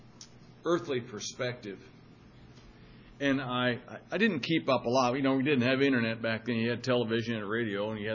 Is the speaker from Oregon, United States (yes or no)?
yes; Madras, Oregon, United States; moved away; also born or lived in Wyoming; my hometown of Madras